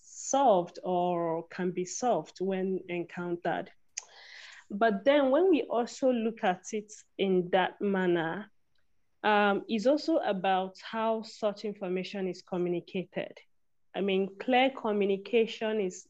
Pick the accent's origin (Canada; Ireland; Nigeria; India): Nigeria; I'm from Nigeria.